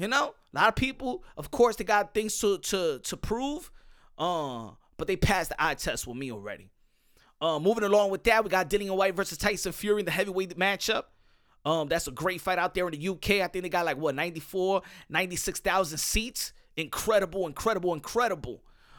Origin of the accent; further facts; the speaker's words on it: Cuba; You know, I'm from Cuba. They don't give me nothing, and they don't give me nothing here.